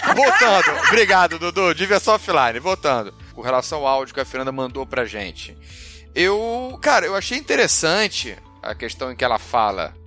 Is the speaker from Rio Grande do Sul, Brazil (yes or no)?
no; Rio de Janeiro, Brazil; como carioca